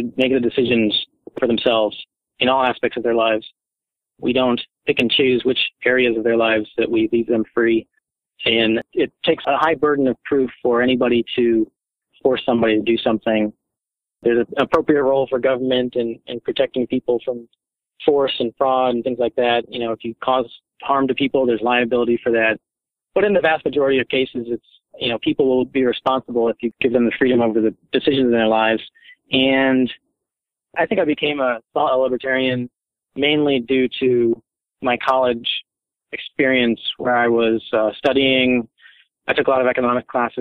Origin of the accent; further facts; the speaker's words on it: Northern Virginia, United States; I'm a native of Virginia. I was born and raised in Northern Virginia, and that's where I live now